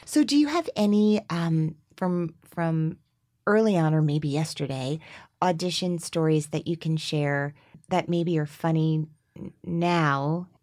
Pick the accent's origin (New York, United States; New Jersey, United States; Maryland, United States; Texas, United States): New Jersey, United States; Teaneck; I grew up in Teaneck, New Jersey